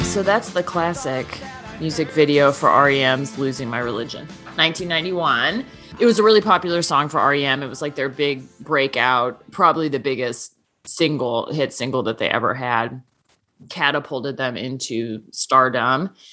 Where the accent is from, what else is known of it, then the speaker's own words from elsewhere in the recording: Seattle, Washington, United States; now in Nebraska, United States; my hometown